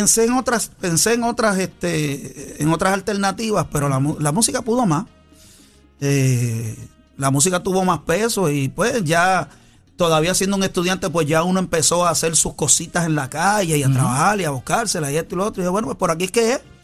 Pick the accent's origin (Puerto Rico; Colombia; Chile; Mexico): Puerto Rico; San Juan; yo estudié en la elemental allá en, en, el, residencial Las Margaritas.